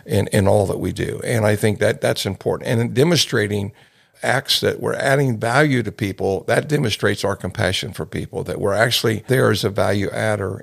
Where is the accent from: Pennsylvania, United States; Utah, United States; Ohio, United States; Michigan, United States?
Ohio, United States; a boy growing up in Ohio